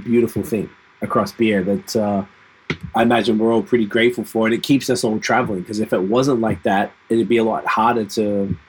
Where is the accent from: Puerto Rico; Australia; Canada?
Canada; Quebec; now in Ontario, Canada; I came from Quebec into Ontario. Pretty different